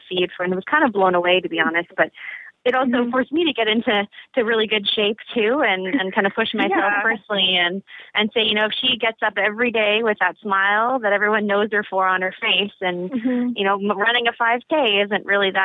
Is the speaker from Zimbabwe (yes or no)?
no; Canada; I'm Canadian